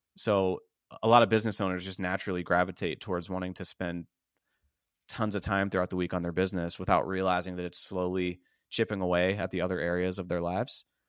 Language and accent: English; Pittsburgh, Pennsylvania, United States; moved away as an adult; now in Tampa, United States; I moved from Pittsburgh, P A, where I grew up